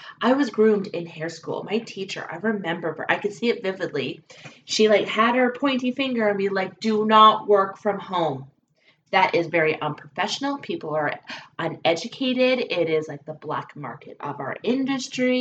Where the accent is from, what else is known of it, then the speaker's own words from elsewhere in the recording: British Columbia, Canada; now in Alberta, Canada; I'm a Canadian gal, and I was born and raised actually in British Columbia. Now I am an Alberta girl